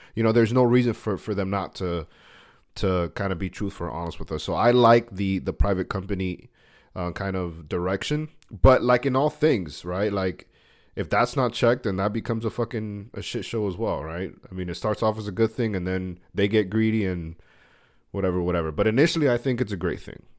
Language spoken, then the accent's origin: English; United States; I love being an American